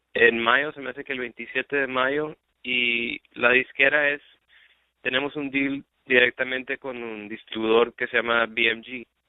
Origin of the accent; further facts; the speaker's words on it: Laredo, Texas, United States; yo soy de Laredo, Texas, yo nací en Laredo, Texas